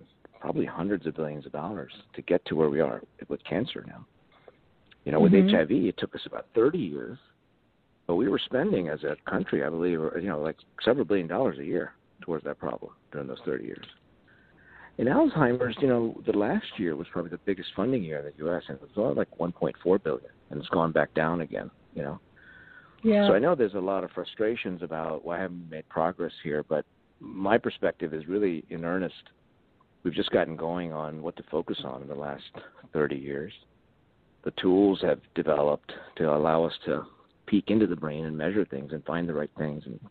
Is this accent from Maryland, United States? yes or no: yes; Bethesda, Maryland, United States; I grew up in Bethesda, Maryland, mm-hmm. as a child